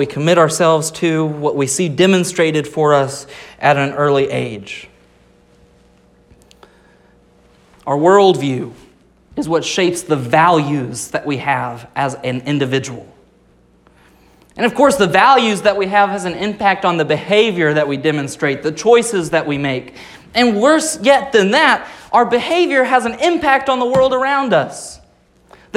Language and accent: English; Rogers, Arkansas, United States; I was born in Rogers, Arkansas, not even remotely close to California.